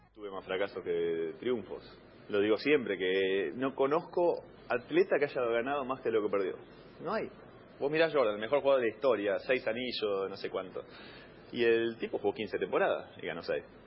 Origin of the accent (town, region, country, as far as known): Argentina